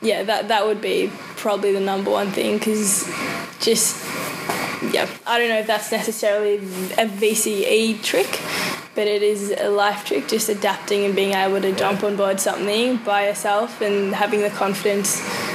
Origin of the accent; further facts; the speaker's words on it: New Zealand; also born or lived in South Africa; Well, I was born in South Africa, so I've got a South African background and family. Mm-hmm. Speak that at home. Moved to New Zealand when I was about 4, maybe 5.